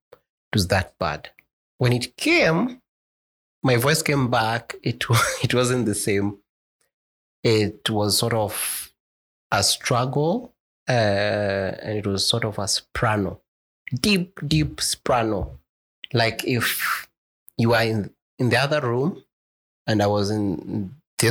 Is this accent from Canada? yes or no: no; Garissa, Garissa County, Kenya; Born and raised in Garissa, the last born, we only two